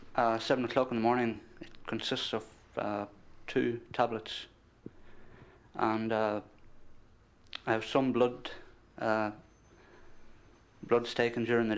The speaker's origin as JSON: {"language": "English", "region": "County Donegal", "country": "Ireland", "said": "I'm from County Donegal"}